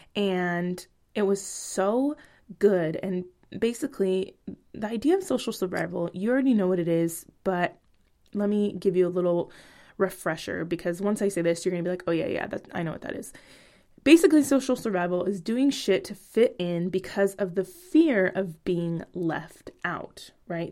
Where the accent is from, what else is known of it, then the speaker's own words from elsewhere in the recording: Bay Area, California, United States; moved away as an adult; now in Portland, Oregon, United States; Rap is a part of my culture from where I grew up in the Bay Area.